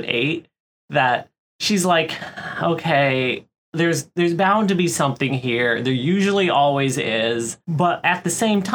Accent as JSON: {"language": "English", "region": "Florida", "country": "United States", "tie": "born or raised there", "said": "I grew up in Florida"}